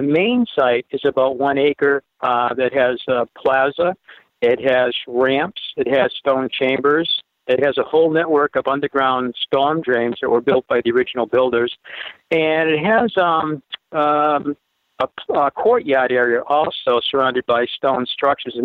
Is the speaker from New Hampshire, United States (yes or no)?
yes; Derry, New Hampshire, United States; also born or lived in Vermont; I was surrounded by farms when I grew up in Derry, New Hampshire